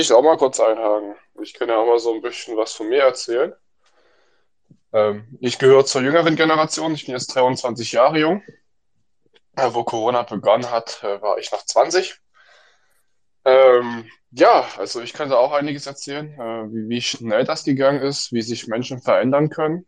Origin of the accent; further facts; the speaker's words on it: Saxony, Germany; wo ich herkomme aus Sachsen